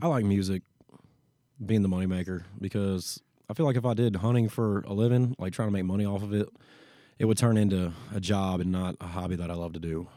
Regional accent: Newburgh, Indiana, United States; moved away as an adult; I'm actually from Newburgh, Indiana. It's a town outside of, um, of, of Evansville

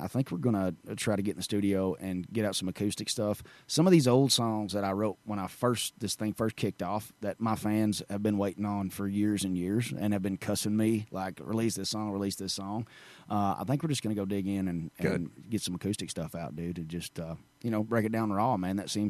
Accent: Marshall, Arkansas, United States; now in Dixon, United States; Marshall, Arkansas, yes, sir. Right in the foothills of the Ozarks right there.

